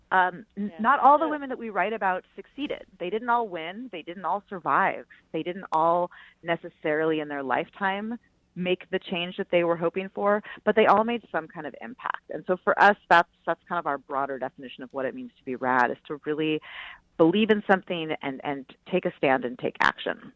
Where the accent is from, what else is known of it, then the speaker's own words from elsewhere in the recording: Bay Area, California, United States; I grew up in the Bay Area